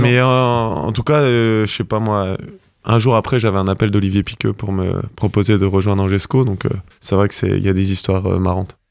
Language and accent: French; Brittany, France; now in Normandy, France; quand on est breton, c'est une identité. Et c'est vrai que j'ai du mal à à m'en séparer. Donc, je resterai breton.